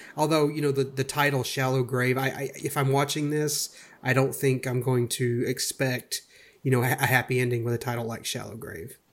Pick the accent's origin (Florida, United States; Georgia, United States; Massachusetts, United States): Georgia, United States; I grew up around Georgia, and I currently reside there